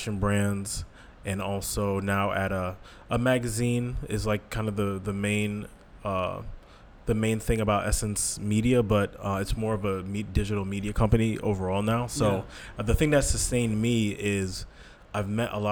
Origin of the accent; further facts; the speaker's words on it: Saratoga Springs, New York, United States; I am originally from Saratoga Springs, New York